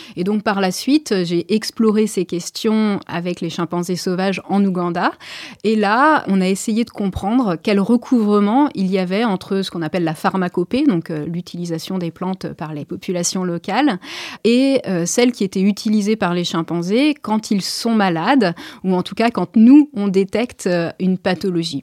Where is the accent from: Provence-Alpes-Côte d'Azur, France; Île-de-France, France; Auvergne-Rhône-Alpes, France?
Île-de-France, France; Maisons-Alfort; moved away; also born or lived in Perche; je suis née à Maison-Alfort